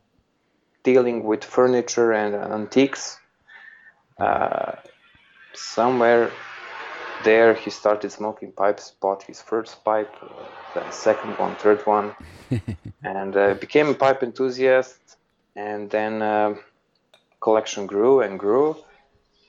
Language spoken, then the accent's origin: English; Serbia; also born or lived in Belgrade; I grew up in Serbia